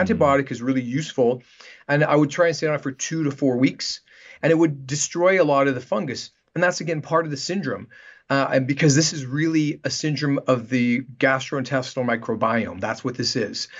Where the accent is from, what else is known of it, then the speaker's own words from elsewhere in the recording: Canada; moved away as an adult; also born or lived in Vancouver, Canada / Los Angeles, United States; now in Manhattan Beach, United States; I'm Canadian, and, um, I practiced in Canada for about ten years in Vancouver. before moving down to Los Angeles